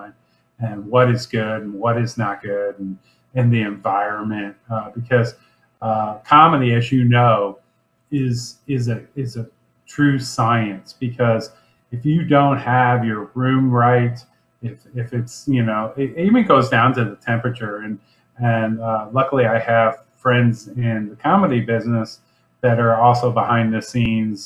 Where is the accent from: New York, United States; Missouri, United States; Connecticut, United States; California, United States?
Missouri, United States; Lake St. Louis; I grew up in St. Charles County, grew up out of Lake St. Louis and presently live in St. Peter's